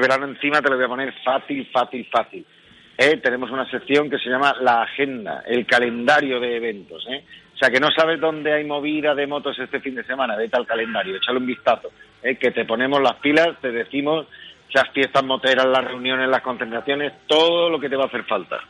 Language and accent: Spanish; Spain; somos cerveceros los españoles